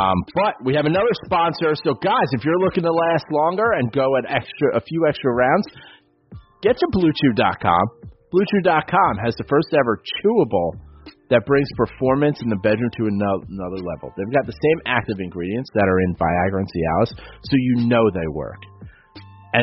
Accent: New York City, New York, United States; I grew up in the Bronx on City Island

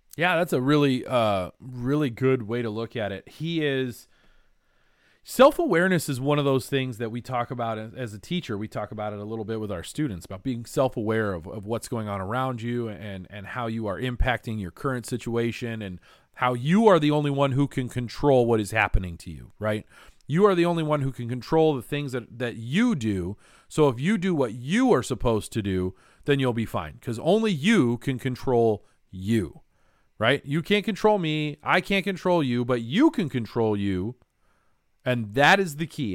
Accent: Colorado, United States; I grew up in Colorado

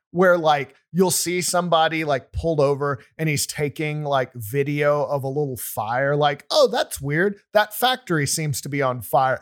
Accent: Wichita Falls, Texas, United States; I grew up in Wichita Falls, Texas, which is in the northern part of the state

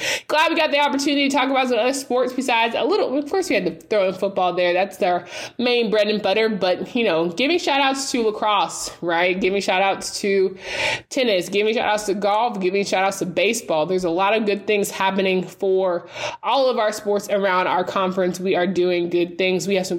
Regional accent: Raleigh, North Carolina, United States; I did not want to be close to home growing up in Raleigh.

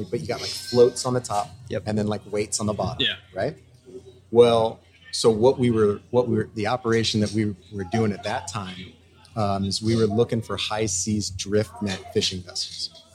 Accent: St. Louis, Missouri, United States; moved away; I'm a guy from St. Louis, Missouri

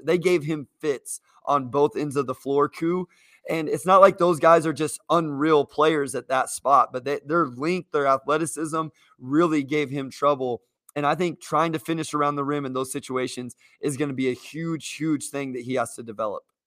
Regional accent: Kansas, United States; I'm from Kansas

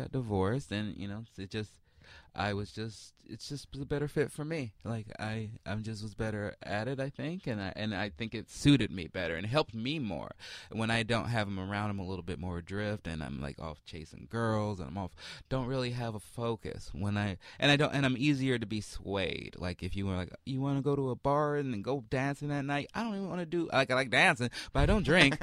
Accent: Chicago, Illinois, United States; I was raised in Chicago

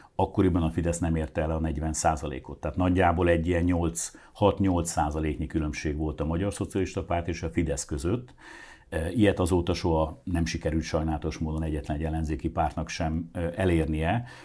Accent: Hungary; mi magyarok vagyunk

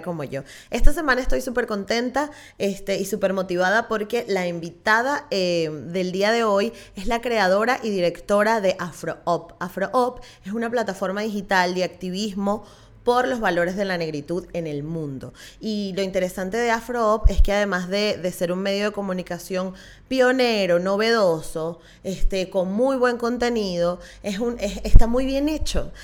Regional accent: Venezuela; yo soy venezolana

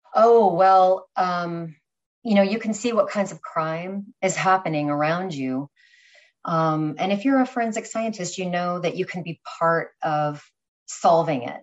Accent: California, United States; moved away as an adult; now in New York, United States; I was originally from California, um, New York girl now

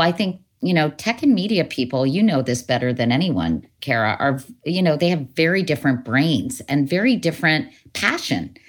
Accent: Northern Virginia, United States; moved away; growing up in Northern Virginia, you know, I lived near Lehigh Highway

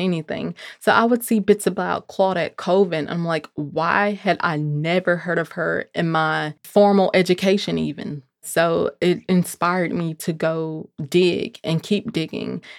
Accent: Memphis, Tennessee, United States; growing up in Memphis, Tennessee, where Doctor King was assassinated

